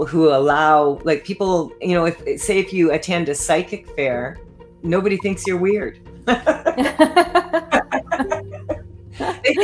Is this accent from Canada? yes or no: yes; Saskatchewan, Canada; I was doing a lot of speaking engagements out here, and I was from Saskatchewan.